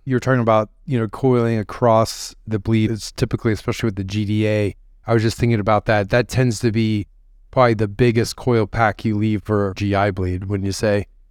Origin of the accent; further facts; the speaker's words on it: Ohio, United States; As a fellow Midwesterner, I'm from Ohio